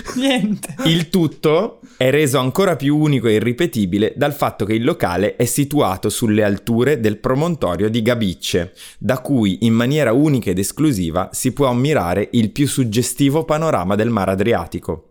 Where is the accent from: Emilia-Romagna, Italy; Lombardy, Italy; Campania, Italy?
Lombardy, Italy; Brescia; io vengo da Brescia